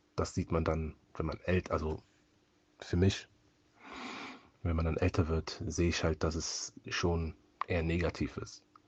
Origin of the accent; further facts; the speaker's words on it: Cologne, North Rhine-Westphalia, Germany; Ich bin halt hier in Köln aufgewachsen und lebe auch hier in Köln